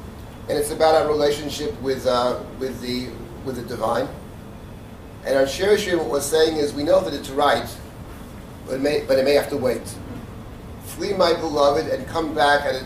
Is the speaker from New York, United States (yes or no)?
yes; New York City, New York, United States; I grew up in the Jackson Heights, Queens